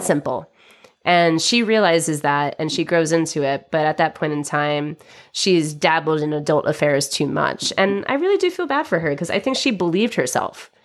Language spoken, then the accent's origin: English; United States; I'm American